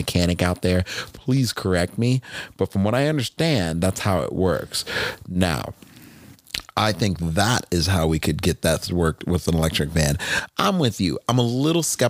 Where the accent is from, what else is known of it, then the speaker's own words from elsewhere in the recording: Northeast, United States; moved away; I grew up in the Northeast